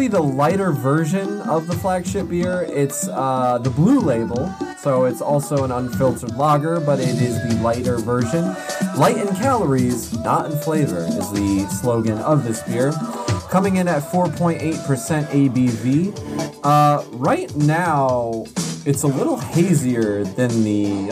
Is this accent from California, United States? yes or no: no; Connecticut, United States; we're from Connecticut.